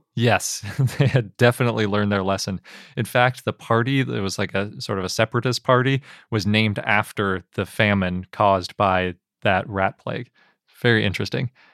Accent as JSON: {"language": "English", "region": "Wisconsin", "country": "United States", "tie": "born or raised there", "said": "When I grew up in Wisconsin, yeah, I lived through at least one of these cicada events"}